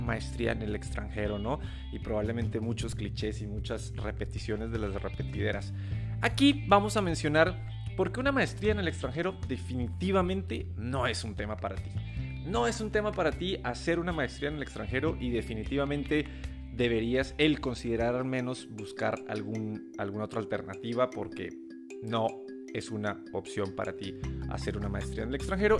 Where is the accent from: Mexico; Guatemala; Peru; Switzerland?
Mexico; aquí en México